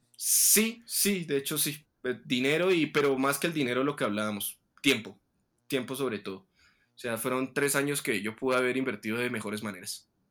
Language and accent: Spanish; Tunja, Boyacá, Colombia; volver aquí a mi ciudad de origen, donde estoy pasando la cuarentena actualmente, en Tunja